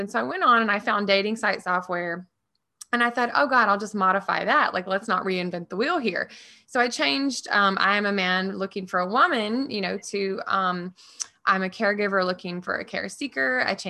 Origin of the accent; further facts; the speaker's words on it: the South, United States; I was always like really resourceful because I grew up really poor in the South, right?